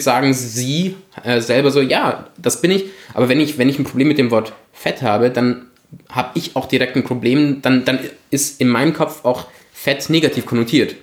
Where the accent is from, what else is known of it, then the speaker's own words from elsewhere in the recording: Germany; moved away as an adult; also born or lived in Italy; now in Vienna, Austria; ich ja als Italiener in Deutschland aufgewachsen bin